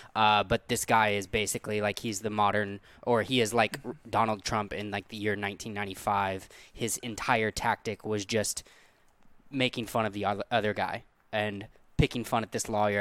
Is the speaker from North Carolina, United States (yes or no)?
no; the Ozarks, Missouri, United States; where we're from